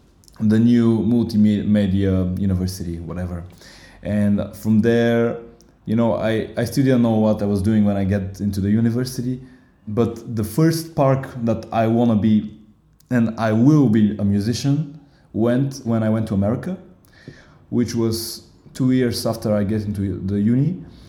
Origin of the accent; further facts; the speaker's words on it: Bulgaria; English is a second language; moved away as an adult; now in Berlin, Germany; I'm 25 years old. I come from Bulgaria, from a really small city in the mountain near Sofia, 1 hour away from the capital.